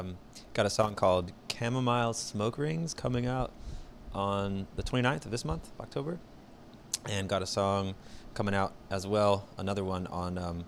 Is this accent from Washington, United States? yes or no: no; Augusta, Georgia, United States; moved away as an adult; I was born in Augusta, Georgia. Okay. And raised there till I was like, I guess 18, 19